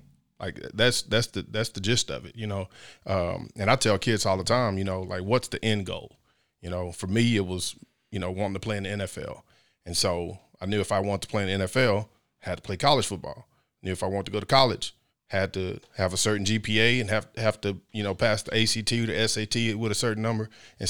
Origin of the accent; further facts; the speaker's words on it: Midland, Texas, United States; as far as me growing up in Midland, yeah, I mean, to me, football was always a way for me to get out of there.